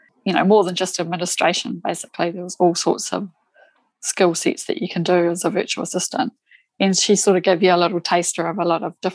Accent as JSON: {"language": "English", "region": "South Island", "country": "New Zealand", "said": "I'm from New Zealand, right down the bottom of the South Island in New Zealand"}